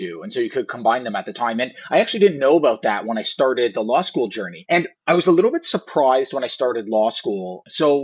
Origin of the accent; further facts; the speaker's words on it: Toronto, Ontario, Canada; I grew up in the Toronto area